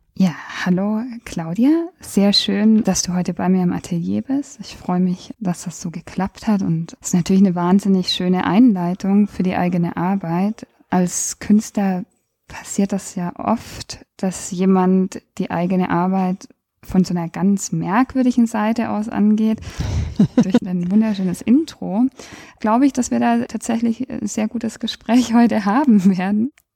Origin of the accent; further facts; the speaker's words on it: Germany; als Deutsche